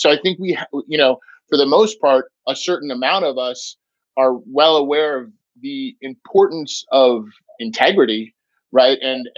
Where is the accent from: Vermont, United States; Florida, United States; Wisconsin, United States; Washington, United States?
Vermont, United States; We do it the Vermont way. We're from Vermont. We do what we want, right?